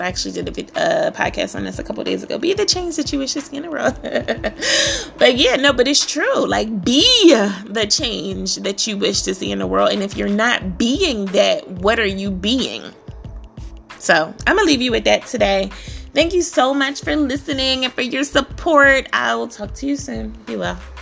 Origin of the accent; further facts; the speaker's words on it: Philadelphia, Pennsylvania, United States; I grew up in Philly. Philadelphia, PA